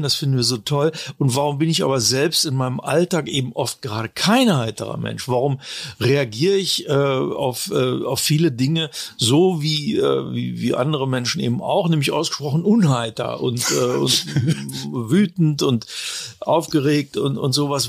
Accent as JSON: {"language": "German", "town": "Braunschweig", "region": "Lower Saxony", "country": "Germany", "tie": "born or raised there", "also_born_or_lived": "Italy", "moved": "as an adult", "lives_now": "Munich, Germany", "said": "ich bin ja von, von Braunschweig, meiner Heimatstadt aus, nach München gekommen"}